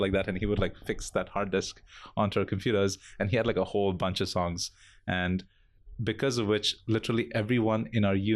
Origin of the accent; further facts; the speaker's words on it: India; moved away as an adult; also born or lived in Bangalore, India; now in Singapore; coming from India, which has a fairly big metal scene, at least in Bangalore, where I used to live